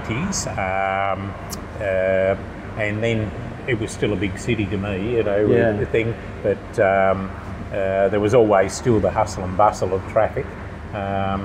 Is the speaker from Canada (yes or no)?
no; Sydney, New South Wales, Australia; moved away as an adult; also born or lived in Launceston, Tasmania; now in Pattaya, Thailand; from Australia, grew up in Sydney.